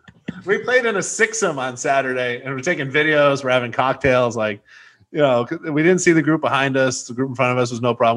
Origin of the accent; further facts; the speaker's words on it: United States; as an American